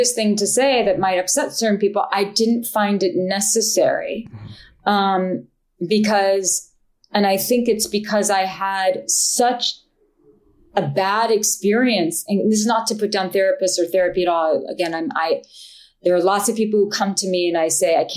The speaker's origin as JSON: {"language": "English", "region": "New York", "country": "United States", "said": "I'm a New Yorker and I'm a Jew"}